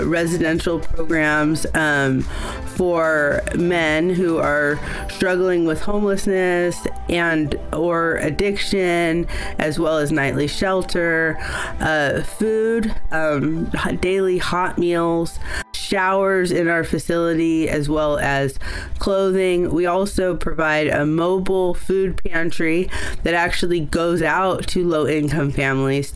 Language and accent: English; Oakland, California, United States; I was born in Oakland. A lot of my early story is in Oakland